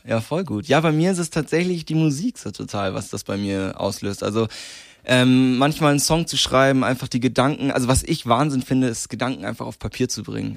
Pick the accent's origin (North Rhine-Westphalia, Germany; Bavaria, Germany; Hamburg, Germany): Bavaria, Germany; Landsberg am Lech; bis ich 15 war, ähm, habe ich in Issing gewohnt. Das ist nochmal ein ganz, ganz kleines Dorf in der Nähe von Landsberg.